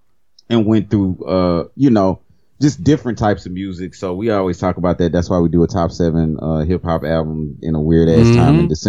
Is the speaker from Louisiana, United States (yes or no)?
yes; Cajun, Louisiana, United States; I'm Cajun.